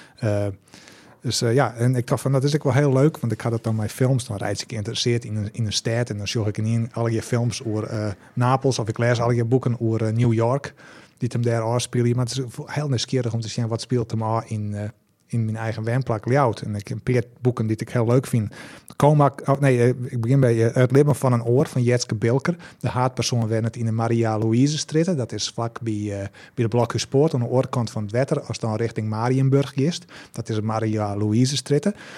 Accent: Heerenveen, Friesland, Netherlands; ik kom eigenlijk uit Zerhuisterveen

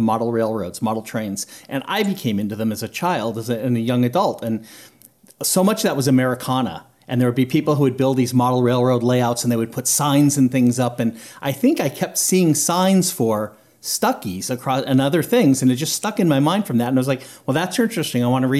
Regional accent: California, United States; now in Georgia, United States; I grew up in California. I've lived in Georgia, so I do live in Georgia, but I've lived in Georgia since 2004. But I grew up in California

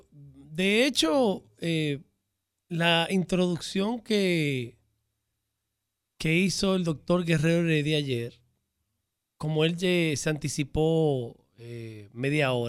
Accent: Santo Domingo, Distrito Nacional, Dominican Republic; Yo nací por Roy en la capital.

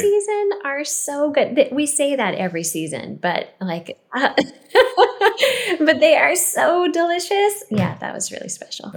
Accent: California, United States; growing up in California

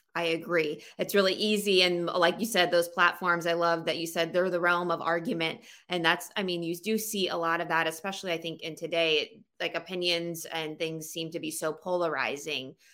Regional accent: Florida, United States; moved away as an adult; also born or lived in South Alabama; now in Pennsylvania, United States; I grew up in Florida

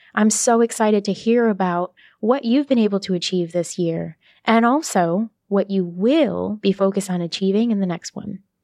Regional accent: Brooklyn, New York, United States; moved away as an adult; also born or lived in New Haven / Boston; now in Miami, United States; my hometown of Brooklyn

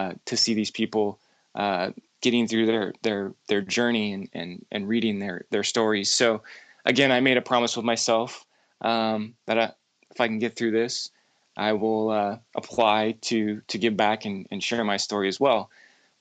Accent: Seattle, Washington, United States; moved away; I'm originally from Seattle

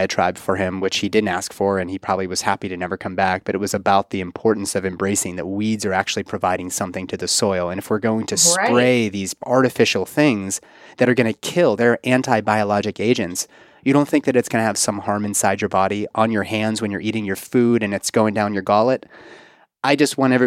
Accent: Pittsburgh, Pennsylvania, United States; now in Kentucky, United States; Pittsburgh, my hometown

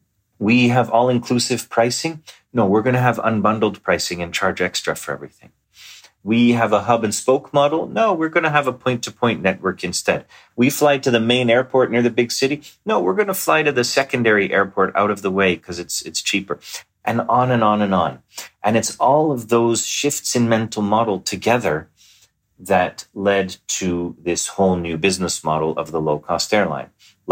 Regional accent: Montreal, Quebec, Canada; Well, I grew up in Montreal.

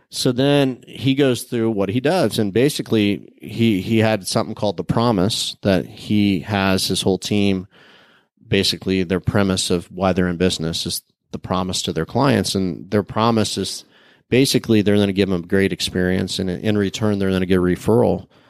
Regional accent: small town in Illinois, United States; moved away as an adult; now in Tampa, United States; growing up there. I had the opportunity to play lots of sports in a small town.

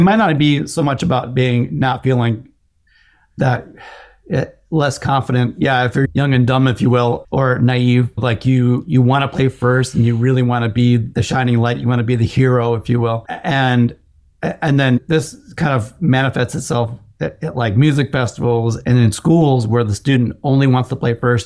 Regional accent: Chicago, Illinois, United States; moved away; I'm from the Chicago area

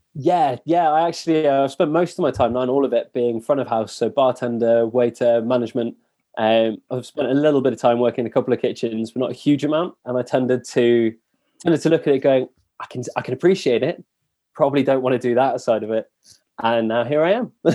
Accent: England, United Kingdom; also born or lived in Paris; being English

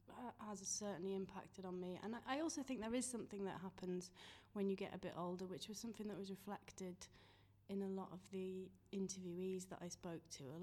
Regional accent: York, Yorkshire and the Humber, United Kingdom; moved away as an adult; also born or lived in London; now in Sheffield, United Kingdom; I'm from York originally.

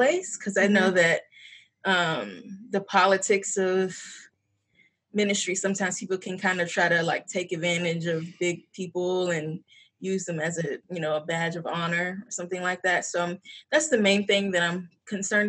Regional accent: Chesapeake, Virginia, United States; I'm from the Chesapeake area. And I grew up here

